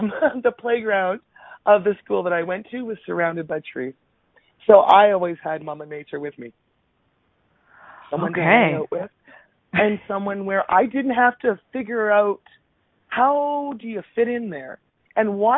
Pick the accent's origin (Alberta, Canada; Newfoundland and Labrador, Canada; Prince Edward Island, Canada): Alberta, Canada; Minburn; I was actually born and raised in Alberta. My first 8 years of life was spent in a very tiny little rural town by the name of Mimburn.